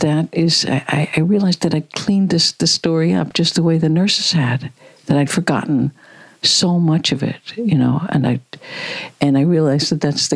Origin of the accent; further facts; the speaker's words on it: Midwest, United States; I grew up in the Midwest in the United States